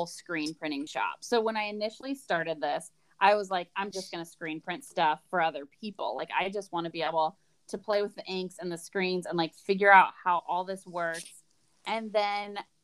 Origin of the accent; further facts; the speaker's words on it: Portland, Oregon, United States; Basically born and raised. So I grew up near Portland in the suburbs outside of Portland